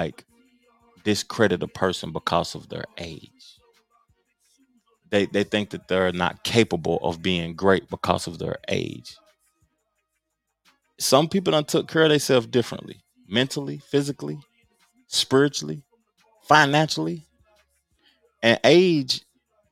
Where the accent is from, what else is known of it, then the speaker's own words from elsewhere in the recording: Tennessee, United States; I'm from Tennessee